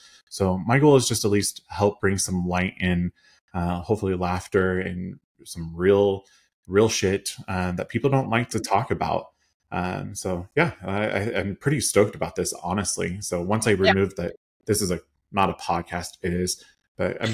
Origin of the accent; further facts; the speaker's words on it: Kansas, United States; I am from Kansas in the middle of Midwest America.